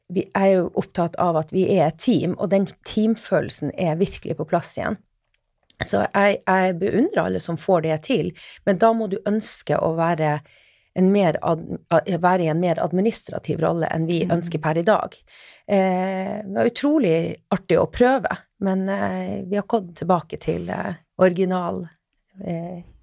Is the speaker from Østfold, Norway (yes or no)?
no; Finnmark, Norway; now in Oslo, Norway; Jeg Kommer nordfra, helt fra Finnmark. Men eh, jeg har blitt eh, Oslo-dame etter hvert